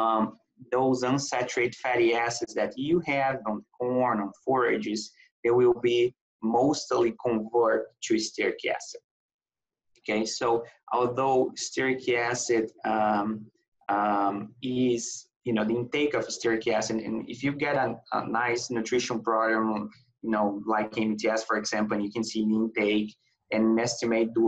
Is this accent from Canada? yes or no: no; Brazil; moved away as an adult; I'm from Brazil